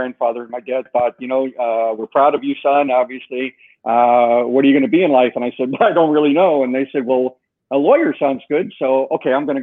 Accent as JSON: {"language": "English", "town": "Chicago", "region": "Illinois", "country": "United States", "tie": "born or raised there", "moved": "yes", "said": "I was born and raised in Chicago, blue-collar family, lived above taverns"}